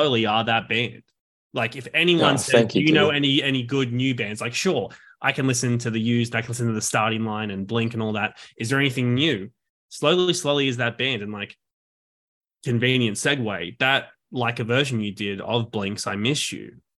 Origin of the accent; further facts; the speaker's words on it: Sydney, New South Wales, Australia; now in New York, United States; I'm from Sydney